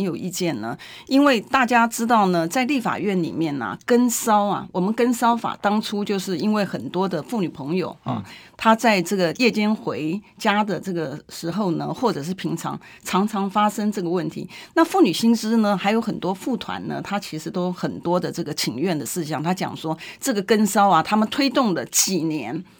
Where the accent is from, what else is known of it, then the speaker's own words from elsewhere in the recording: Taipei, Taiwan; 我从小就在台北市，哈， 所以从一个台北市民的一个角度上面来讲